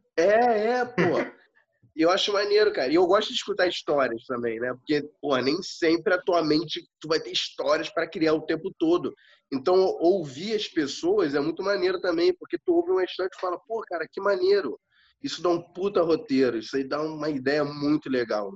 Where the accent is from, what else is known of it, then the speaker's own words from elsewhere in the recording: Rio de Janeiro, Brazil; eu passei minha infância toda ali na Henrique Martins